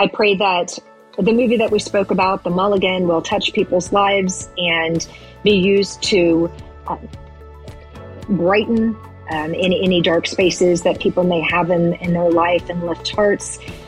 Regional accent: Tennessee, United States; That's right. I'm from Tennessee. Banana pudding.

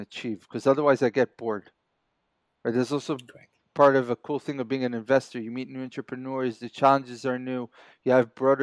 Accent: Israel; also born or lived in New York, United States / Kibbutz Grofit, Israel; I was born and raised here in Israel, then moved to New York for a few years, family reasons, and then moved back

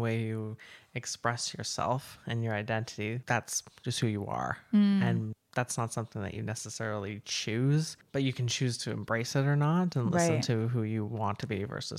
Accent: Maple Ridge, British Columbia, Canada; also born or lived in Kelowna; now in Chilliwack, Canada; Maple Ridge. I grew up in Maple Ridge. I moved all over. I even spent some time in Kelowna for a while

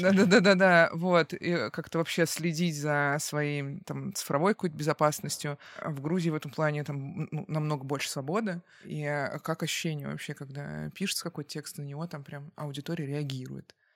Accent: Russia; now in Georgia; я из России

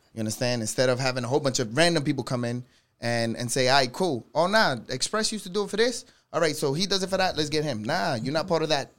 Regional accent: New York City, New York, United States; I'm from the Bronx

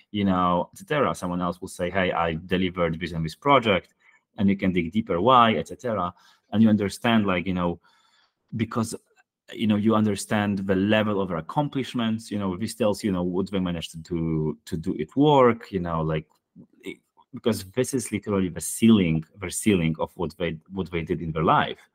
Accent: Poland; Poland, my home country

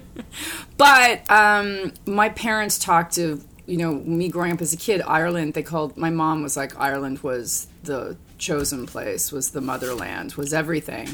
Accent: Hamilton, Ontario, Canada; moved away as an adult; also born or lived in London, Ontario / Vancouver; now in United States; I was born in Hamilton, Ontario

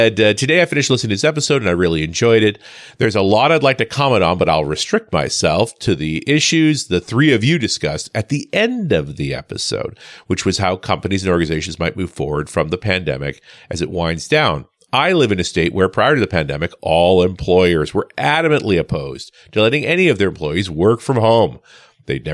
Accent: Canada; I am Canadian after all

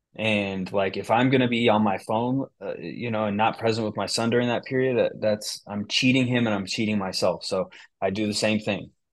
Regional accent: Bay Area, near Berkeley, California, United States; moved away as an adult; now in Michigan, United States; I grew up in the Bay Area. I grew up, uh, right next to Berkeley

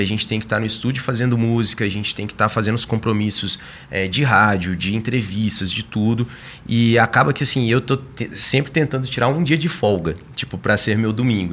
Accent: interior of Minas Gerais, Brazil; also born or lived in São Paulo; now in Belo Horizonte, Brazil; eu sou do interior de Minas, a gente não tinha muito acesso ao computador

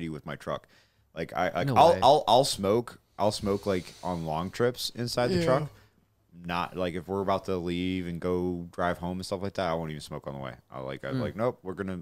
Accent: Alabama, United States; now in Michigan, United States; I'm from Alabama

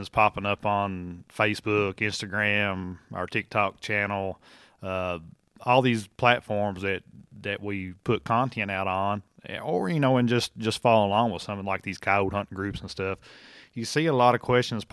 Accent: Kentucky, United States; around here home in my home state of Kentucky

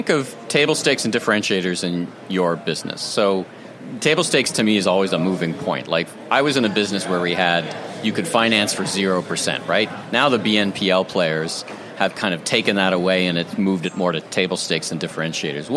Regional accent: Canada; I'm from Canada

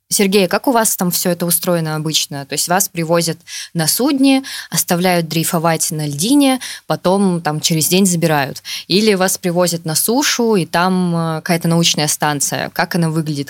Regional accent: Yakutia, Sakha Republic, Russia; now in Saint Petersburg, Russia; я родилась и росла в Якутии

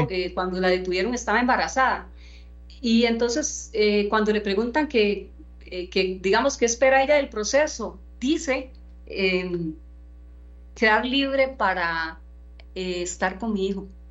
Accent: Costa Rica; nosotros como costarricenses

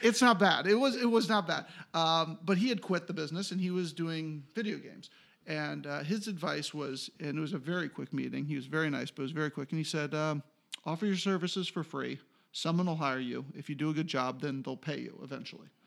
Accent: Swarthmore, Pennsylvania, United States; also born or lived in Philadelphia, Pennsylvania / Ohio / North Carolina; now in Los Angeles, United States; I grew up in Swarthmore

